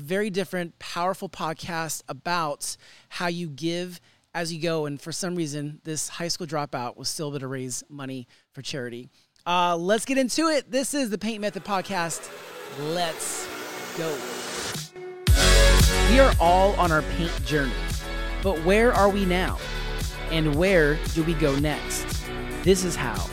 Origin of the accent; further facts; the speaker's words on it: Sacramento, California, United States; my hometown, Sacramento